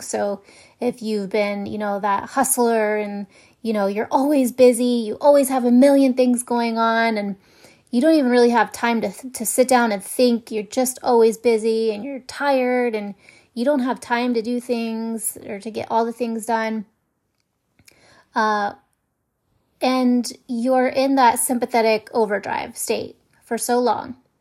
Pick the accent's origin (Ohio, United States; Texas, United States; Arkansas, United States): Ohio, United States; moved away; I was raised in Ohio and there's a lot of snow in the winter